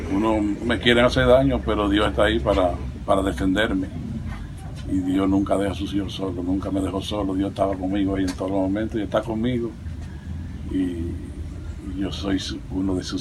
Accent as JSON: {"language": "Spanish", "region": "Santiago Rodríguez", "country": "Dominican Republic", "said": "mi pueblo de Santiago Rodríguez"}